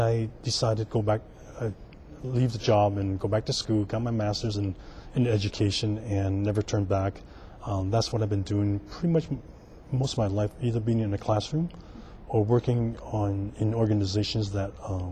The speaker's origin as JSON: {"language": "English", "town": "San Francisco", "region": "California", "country": "United States", "tie": "born or raised there", "said": "I'm native San Franciscan. I was born here in San Francisco, and I grew up in the Chinatown North Beach area on Vallejo Street"}